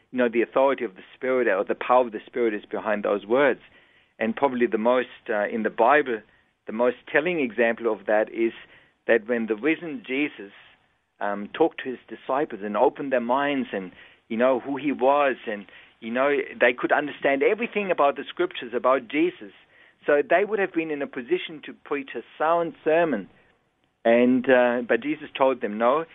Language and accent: English; Germany; English is a second language; moved away as an adult; now in Australia; I was born and raised in Germany, came out when I was 20 years old